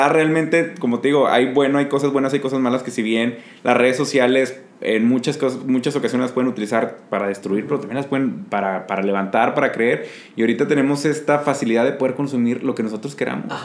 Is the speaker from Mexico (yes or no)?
yes; Mexico; porque pues, somos mexicanos